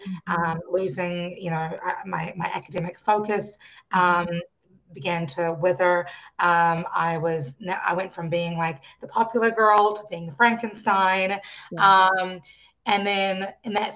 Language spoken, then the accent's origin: English; New Zealand; I grew up in New Zealand. I was born in New Zealand